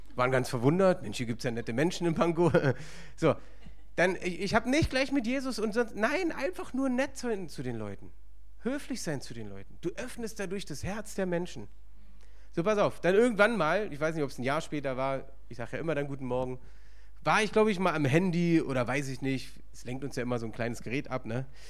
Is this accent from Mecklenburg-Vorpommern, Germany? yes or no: no; Berlin, Germany; ich bin im Osten aufgewachsen, Ostberlin